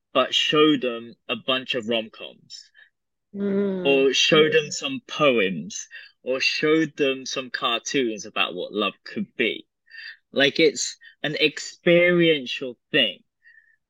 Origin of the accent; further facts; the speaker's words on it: United Kingdom; I'm British, I have British politeness.